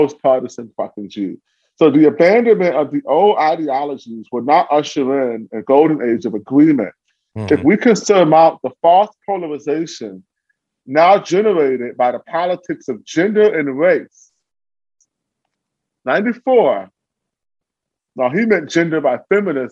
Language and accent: English; Cleveland, Ohio, United States; also born or lived in Ithaca; Cleveland, my hometown.